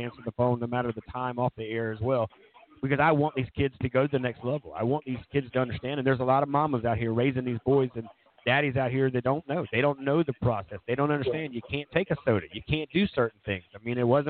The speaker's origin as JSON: {"language": "English", "town": "Myrtle Beach", "region": "South Carolina", "country": "United States", "tie": "born or raised there", "said": "I grew up in Myrtle Beach"}